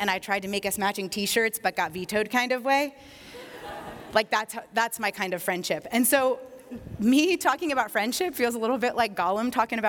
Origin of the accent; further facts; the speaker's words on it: East Coast, United States; I grew up on the East Coast. My family moved around a lot.